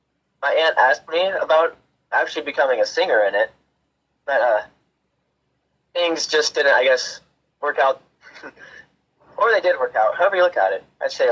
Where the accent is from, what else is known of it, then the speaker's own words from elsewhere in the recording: Mattoon, Illinois, United States; I play rhythm guitar. I'm from Mattoon.